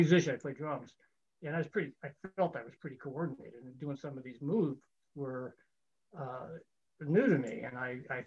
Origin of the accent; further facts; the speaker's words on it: Sonoma County, California, United States; also born or lived in Oregon; I was born in Oregon, but shortly after moved to California. I was raised in Sonoma County here